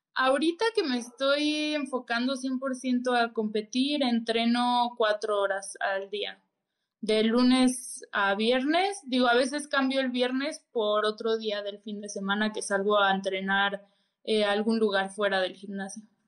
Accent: Mexico City, Mexico; soy de Ciudad de México, tengo 25 años

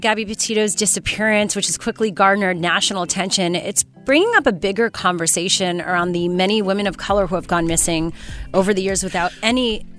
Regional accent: Canada; And I'm Canadian, too.

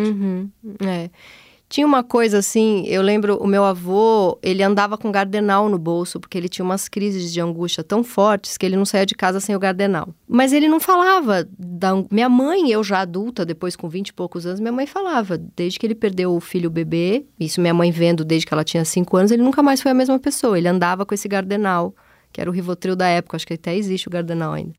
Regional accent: São Paulo, Brazil; eu venho do, da Zona Leste São Paulo, onde as pessoas têm aquelas casinhas

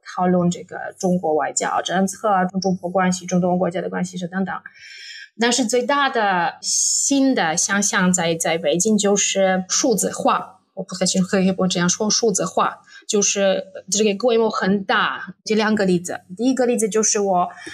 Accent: Poland; Chinese is a second language; 我住在小城市里花沙不太远

